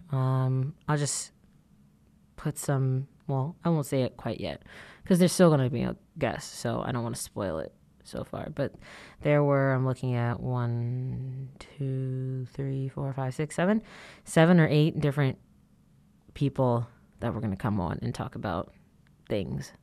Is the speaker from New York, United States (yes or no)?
no; Atlanta, Georgia, United States; moved away; going back to my hometown, Atlanta